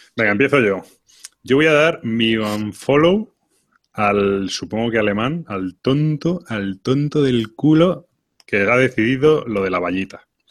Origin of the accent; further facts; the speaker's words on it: Spain; nosotros como buenos españoles